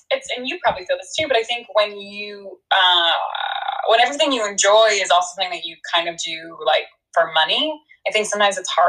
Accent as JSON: {"language": "English", "region": "New Hampshire", "country": "United States", "tie": "born or raised there", "also_born_or_lived": "New York", "said": "I was born in New York. I like grew up in New Hampshire."}